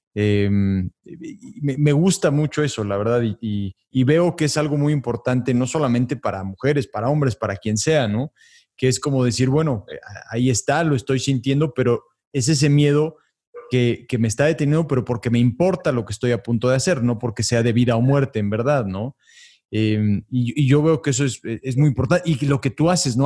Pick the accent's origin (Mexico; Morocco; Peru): Mexico; Te lo digo como mexicano